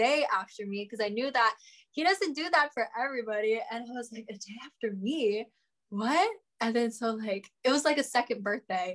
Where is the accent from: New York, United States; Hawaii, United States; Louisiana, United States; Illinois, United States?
Hawaii, United States; Kauai; I'm from Kauai. I was born and raised in Kauai.